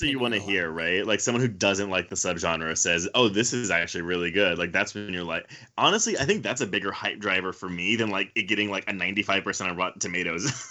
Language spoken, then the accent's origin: English; Houston, Texas, United States; I grew up in Houston